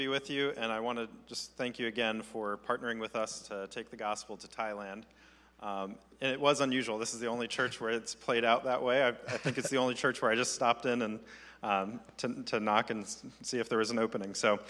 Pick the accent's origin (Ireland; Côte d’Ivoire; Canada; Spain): Côte d’Ivoire; I grew up in mostly in the Ivory Coast, West Africa.